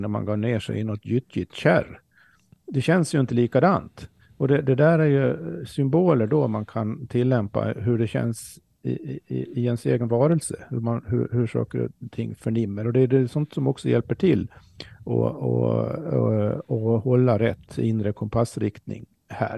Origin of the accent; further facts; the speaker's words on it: Sweden; för oss som svenskar